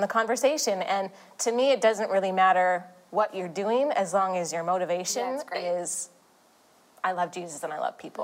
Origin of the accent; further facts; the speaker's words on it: Canada; now in Los Angeles, United States; we're from Canada. Sam and I moved down